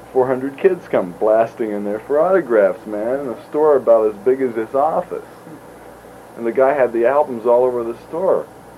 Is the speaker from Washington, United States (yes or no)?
no; California, United States; I didn't think anybody, we're from California, you know, come out here